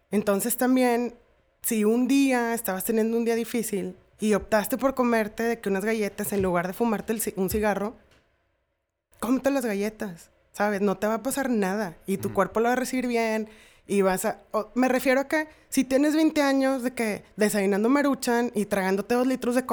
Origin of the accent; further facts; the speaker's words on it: Mexico; Soy mujer. Soy mexicana.